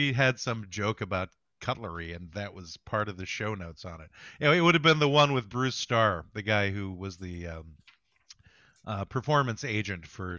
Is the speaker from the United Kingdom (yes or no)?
no; Somalia; I'm from Somalia.